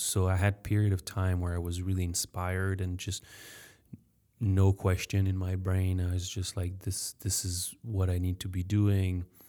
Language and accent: English; France; English is a second language; I'm French. Sorry for my accent.